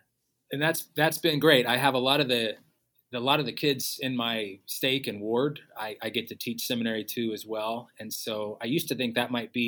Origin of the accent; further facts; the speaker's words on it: Los Gatos, California, United States; now in Arizona, United States; But I grew up in the Bay Area, just about 45 minutes south of San Francisco, in a town called Los Gatos, just outside of San Jose.